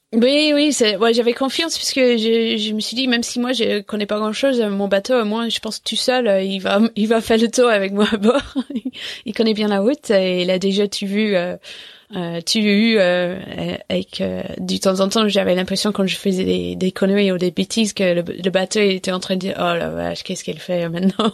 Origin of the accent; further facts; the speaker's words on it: England, United Kingdom; French is a second language; moved away; je parlais pas français, mais en fait, euh, en 2001, on était euh, moins une dizaine de Anglais